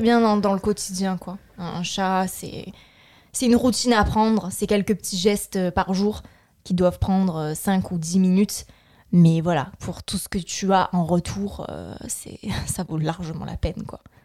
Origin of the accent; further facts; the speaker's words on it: France; Moi, en tant que Française